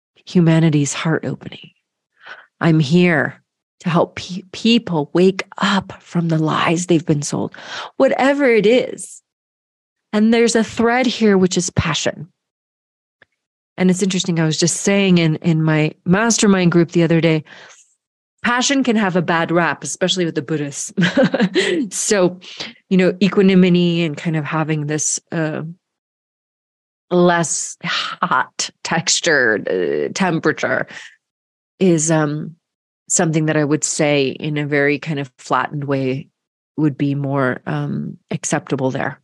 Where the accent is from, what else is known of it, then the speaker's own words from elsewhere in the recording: Georgia, United States; moved away as an adult; grew up in Georgia